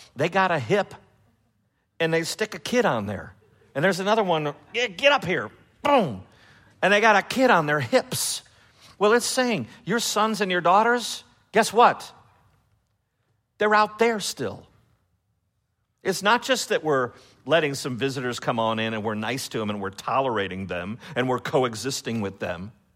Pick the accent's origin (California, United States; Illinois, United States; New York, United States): Illinois, United States; Chicago; now in Memphis, United States; I'm from Chicago